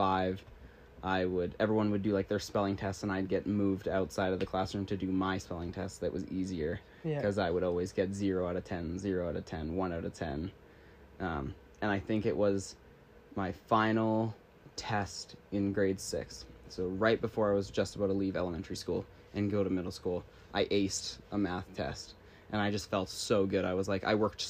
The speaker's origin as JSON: {"language": "English", "region": "British Columbia", "country": "Canada", "tie": "born or raised there", "also_born_or_lived": "Creston, British Columbia / United States", "said": "I moved here when I was like 2 or 3, so I basically spent my entire life here. And I got to grow up here"}